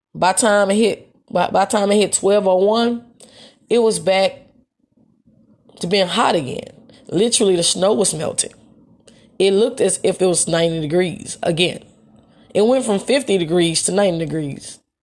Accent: Memphis, Tennessee, United States; moved away as an adult; also born or lived in Texas; I wasn't ready to leave Memphis, Tennessee

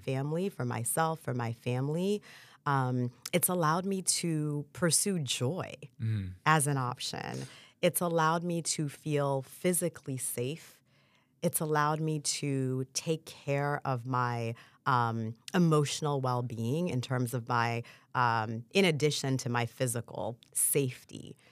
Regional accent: Port-au-Prince, Ouest, Haiti; now in United States; I was born in Port-au-Prince, Haiti

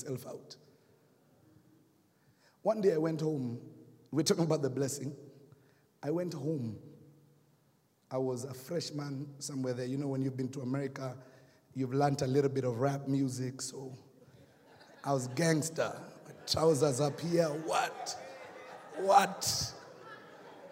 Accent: Kenya; accent: Kenyan; now in United States; I got my Kenyan accent back

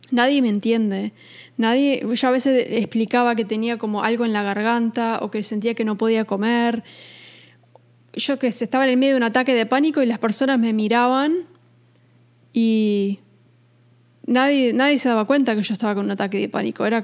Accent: New York, United States; now in Uruguay; nosotros nos criamos en Estados Unidos, en Nueva York, entonces ese cambio abrupto de irnos de Nueva York a Uruguay fue fue muy difícil.

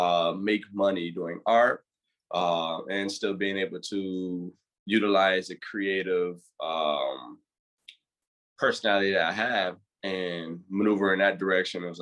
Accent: Grand Rapids, Michigan, United States; born and raised in Grand Rapids, inner city kid

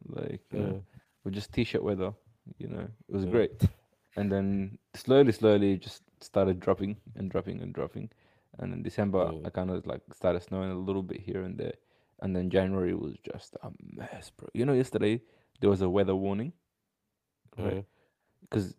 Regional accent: Canada; I am Canadian.

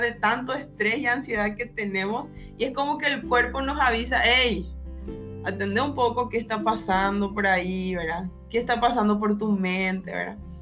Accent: Paraguay; soy de Paraguay

